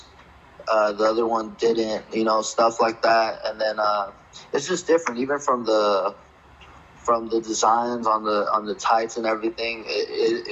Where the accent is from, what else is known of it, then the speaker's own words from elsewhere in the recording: Los Angeles, California, United States; I was born and raised in Los Angeles